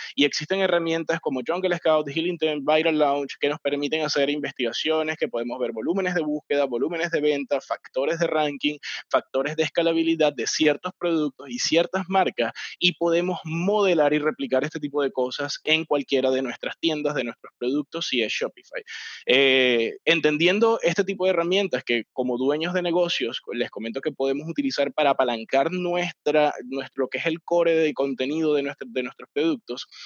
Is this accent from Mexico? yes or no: no; Venezuela; soy venezolano